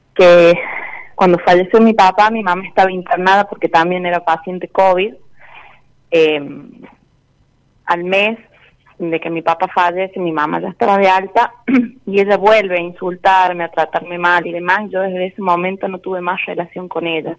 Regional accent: La Rioja, Argentina; De La Rioja.

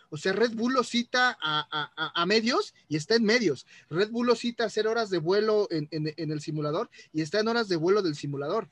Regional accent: Mexico; soy mexicano

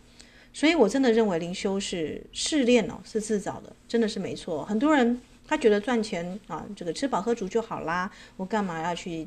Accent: China; 我们中国人最最忌讳啊这个谈到四嘛，对不对？

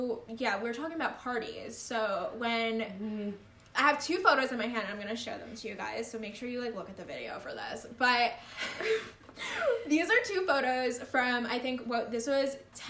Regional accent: New Jersey, United States; moved away as an adult; also born or lived in Georgia; now in Savannah, United States; I'm from New Jersey

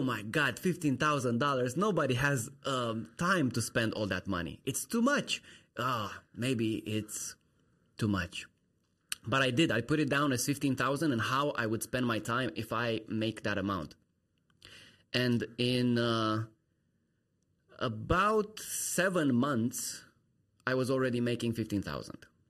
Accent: Romania; moved away as an adult; I'm from Romania

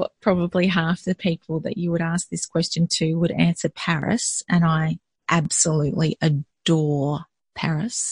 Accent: country Victoria, Australia; now in Melbourne, Australia; I grew up in country Victoria. So Victoria is one of the states of Australia, for those of you outside of Australia. And my parents were school teachers. And so we moved as a family all over the place

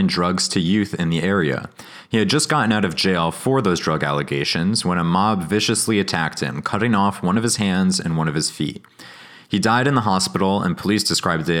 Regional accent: Connecticut, United States; now in Massachusetts, United States; as a Yankee, I'm from Connecticut, I live in Massachusetts now

